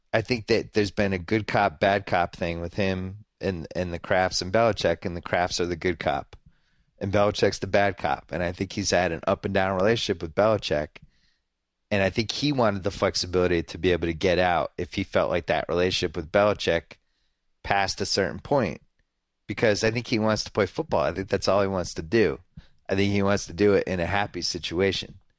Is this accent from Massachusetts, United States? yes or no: yes; Massachusetts, United States; I was growing up in Massachusetts